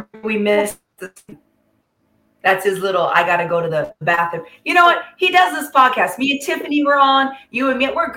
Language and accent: English; California, United States; I'm from California